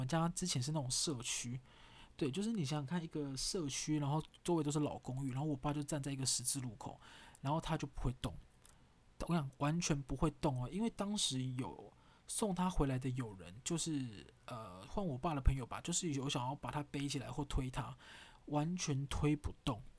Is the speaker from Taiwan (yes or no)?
yes; Taiwan; accent: Taiwanese Hokkien; 我讲台语好了，因为我们我们在家大部分都讲台语啊。